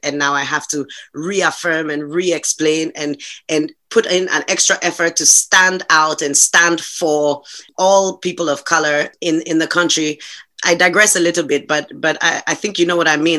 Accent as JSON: {"language": "English", "town": "Accra", "region": "Greater Accra", "country": "Ghana", "tie": "born or raised there", "moved": "as an adult", "lives_now": "Hungary", "said": "my immediate childhood and my my my growing up was all done in Accra"}